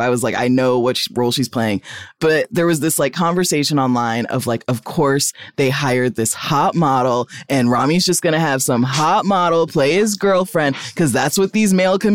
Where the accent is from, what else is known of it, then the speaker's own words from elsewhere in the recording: Texas, United States; I'm from Texas